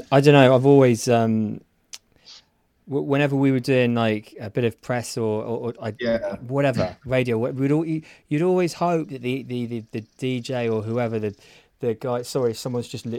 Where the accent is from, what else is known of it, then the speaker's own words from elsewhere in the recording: Guildford, South East England, United Kingdom; I come from Guildford